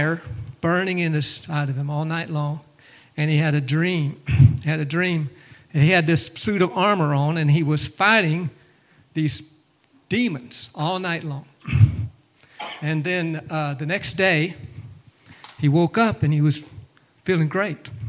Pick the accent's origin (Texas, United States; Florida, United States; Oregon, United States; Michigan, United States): Florida, United States; Pensacola; moved away; I'm actually more from Pensacola area over there. Grew up in that area more